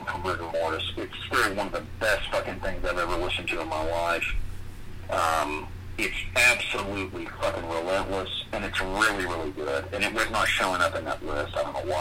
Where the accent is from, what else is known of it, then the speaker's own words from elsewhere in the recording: Florida, United States; We grew up in Florida